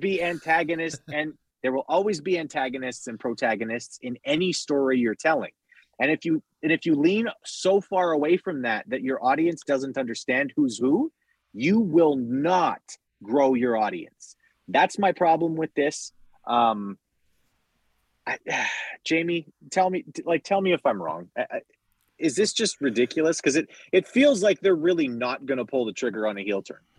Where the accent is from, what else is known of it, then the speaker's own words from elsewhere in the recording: Canada; I'm Canadian